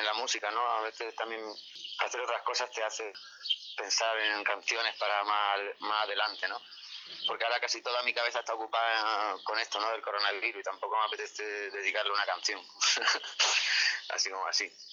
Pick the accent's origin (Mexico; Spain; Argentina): Spain; Águilas, Region of Murcia